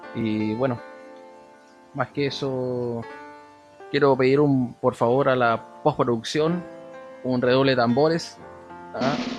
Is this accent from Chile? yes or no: yes; Punta Arenas, Magallanes and Chilean Antarctica, Chile; yo soy de Punta Arenas, tengo 33 años